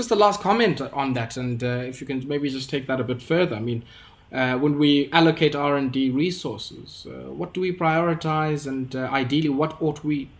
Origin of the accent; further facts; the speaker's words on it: South Africa; as somebody who has worked in this space as a South African, on our universal treatment program as a country